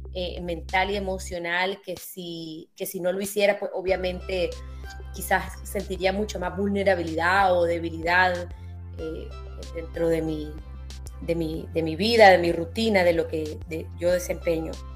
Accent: Nicaragua; also born or lived in Netherlands / Spain; También viví en un país durante mi infancia que estaba en guerra

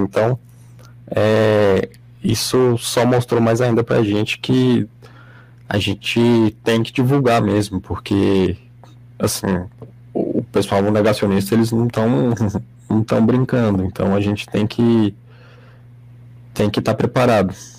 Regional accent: Brasília, Federal District, Brazil; eu sou aqui de, de Brasília

